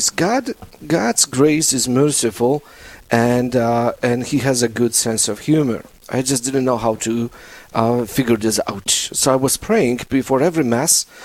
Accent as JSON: {"language": "English", "country": "Poland", "also_born_or_lived": "South Dakota, United States", "accent": "Polish", "moved": "as an adult", "lives_now": "Rapid City, United States", "said": "with my beautiful Polish accent, I'm Polish"}